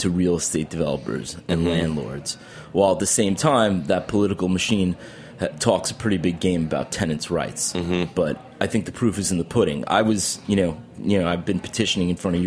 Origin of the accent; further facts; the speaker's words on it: Albertson, New York, United States; now in Brooklyn, United States; I grew up in Long Island, New York